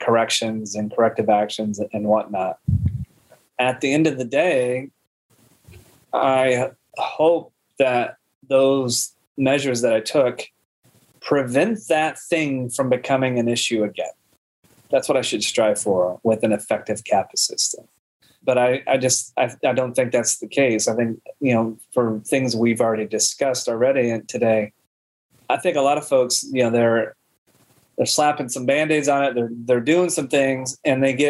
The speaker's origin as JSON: {"language": "English", "region": "Midwest", "country": "United States", "tie": "born or raised there", "said": "I grew up in the Midwest"}